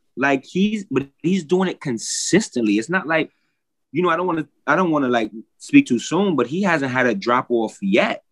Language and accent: English; New York City, New York, United States; I'm from Brooklyn, New York